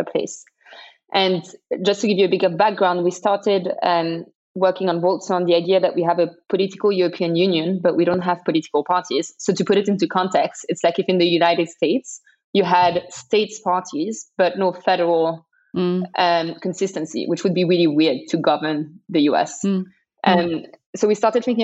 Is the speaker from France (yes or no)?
yes; Paris, Île-de-France, France; English is a second language; I'm from Paris